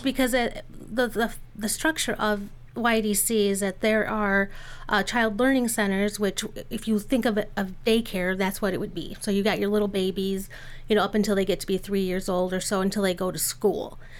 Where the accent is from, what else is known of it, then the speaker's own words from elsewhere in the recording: Lansing, Michigan, United States; I grew up in Lansing